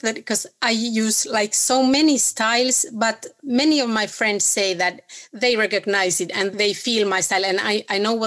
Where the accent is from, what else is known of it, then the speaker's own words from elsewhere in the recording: Oulu, North Ostrobothnia, Finland; My background is actually only in Finland. I'm from North Finland, from the city called Oulu.